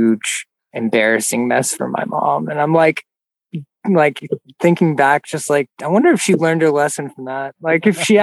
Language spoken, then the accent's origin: English; Gulf Coast, Florida, United States; when I was a kid, my mom worked as a house cleaner and I grew up in Gulf Coast, Florida